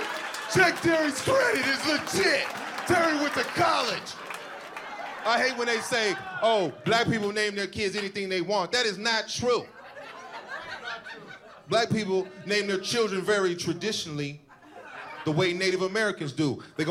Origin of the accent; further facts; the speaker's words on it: Panama; I'm from Panama, right? I ain't having to explain to people that there's black people in other countries.